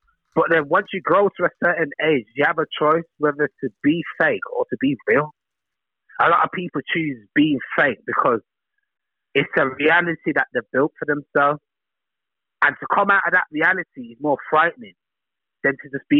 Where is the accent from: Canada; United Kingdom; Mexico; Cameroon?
United Kingdom; England; born there; my both parents are from Jamaica. Just because I'm born in England, that doesn't make me British. I'm Jamaican.